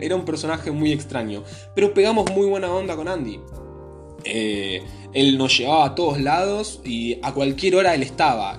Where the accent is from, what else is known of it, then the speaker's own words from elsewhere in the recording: Argentina; soy argentino